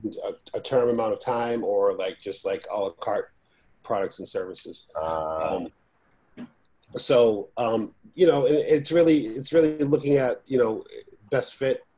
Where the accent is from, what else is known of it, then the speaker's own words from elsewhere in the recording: Boston, Massachusetts, United States; the street I grew up in Boston